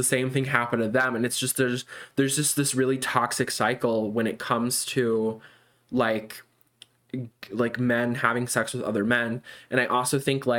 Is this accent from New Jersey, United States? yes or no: no; Illinois, United States; we're both from Illinois